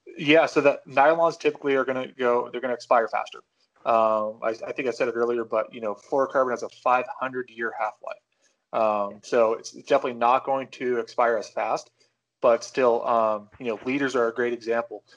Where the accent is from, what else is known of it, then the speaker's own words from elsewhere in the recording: Pacific Northwest, United States; growing up in the Pacific Northwest